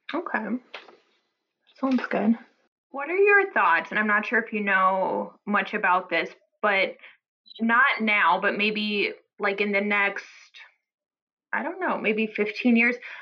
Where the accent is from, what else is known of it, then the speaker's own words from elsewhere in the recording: Omaha, Nebraska, United States; now in New Haven, United States; I'm from the Midwest. She's still in um, Omaha, Nebraska, where I'm from